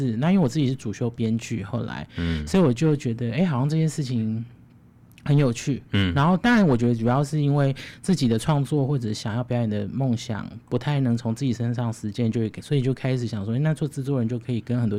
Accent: Chiayi, Chiayi County, Taiwan; 因为我是嘉义人，我是嘉义人。嗯，然后我小时候，我从很小很小就开始学跳舞

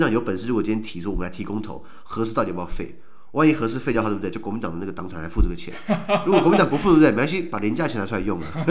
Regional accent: Taiwan; 我们台湾人

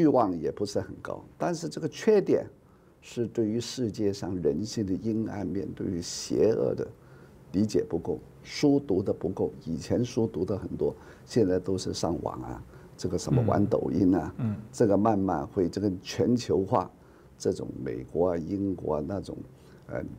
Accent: Taiwan; 我们身为台湾人。不要干预他，是吧？

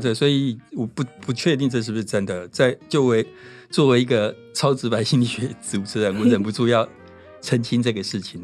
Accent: Taiwan; 我们台湾人发音乐不会有，比较少那种鼻音

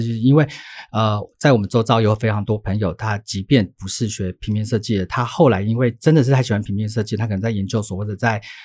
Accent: Taichung, Taiwan; moved away as an adult; also born or lived in Taipei; 我又在台北读书，因为我台中人

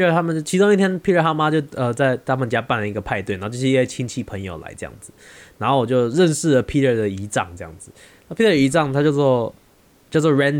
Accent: Taiwan; 美国人去海边跟去游泳池的习惯跟我们台湾人非非常不一样。

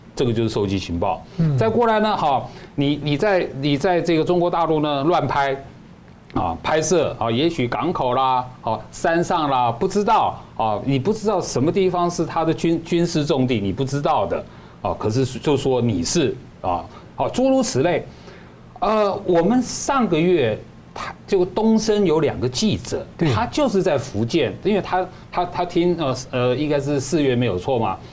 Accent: Taiwan; 我们台湾人

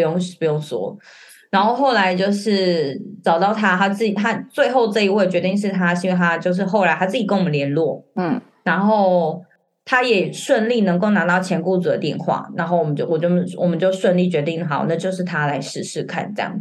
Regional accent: Taiwan; moved away as an adult; now in Hong Kong; 我是台湾人，然后先生是外国人

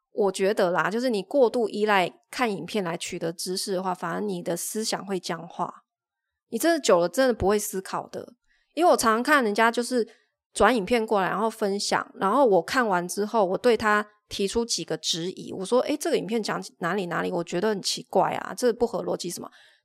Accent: Taiwan; moved away as an adult; also born or lived in Shenzhen, China; 我是台湾人，然后他们都是同乡，所以他们会晚上睡觉会讲着我听不懂的语言

